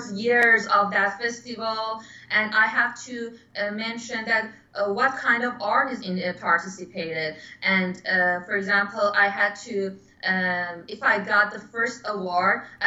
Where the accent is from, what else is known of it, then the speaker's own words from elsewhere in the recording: Iran; English is a second language; moved away as an adult; also born or lived in Philadelphia; now in New York, United States; last year, I immigrated from Iran to Philadelphia